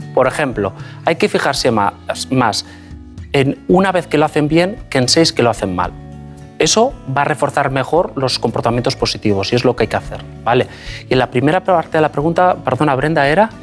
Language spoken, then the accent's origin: Spanish; Basque Country, Spain; moved away as an adult; also born or lived in Madrid; Eh, yo soy vasco, nací en el País Vasco, me formé, hice, de hecho, estudié la carrera de medicina en el País Vasco